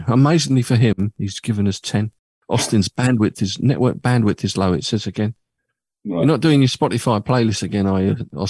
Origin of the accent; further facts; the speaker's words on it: Epping, East of England, United Kingdom; my hometown of Epping in Essex. Used to live there for many, many years.